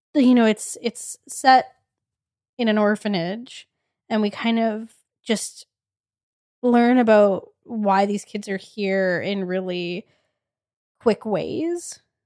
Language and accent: English; Edmonton, Alberta, Canada; we are from Edmonton.